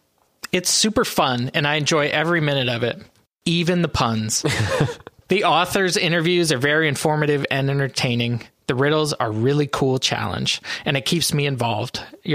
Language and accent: English; Canada; now in North Carolina, United States; I grew up in Canada and we had Smarties there, but they were not these Smarties.